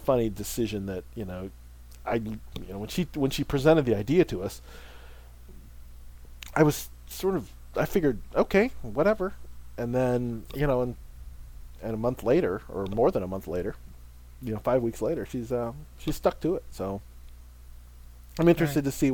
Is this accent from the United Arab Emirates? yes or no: no; Philippines; as a Filipino